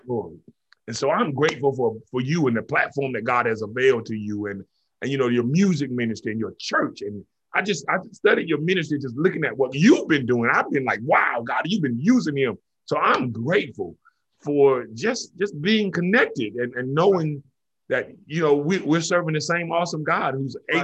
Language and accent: English; Kinston, North Carolina, United States; moved away as an adult; also born or lived in Oahu, Hawaii; now in Killeen, United States; I moved from Kinston, North Carolina to Killeen, Texas